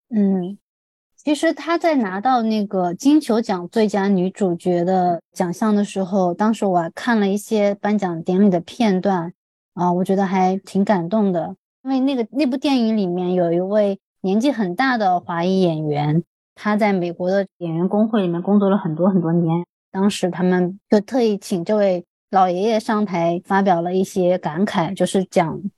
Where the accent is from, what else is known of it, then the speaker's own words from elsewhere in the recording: China; moved away as an adult; also born or lived in United States; 我们是从中国来